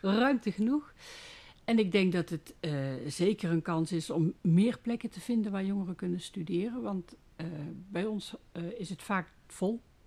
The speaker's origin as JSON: {"language": "Dutch", "town": "Made", "region": "North Brabant", "country": "Netherlands", "said": "Ik kom uit Maden. Dat ligt naast Hoge Zwaluwen."}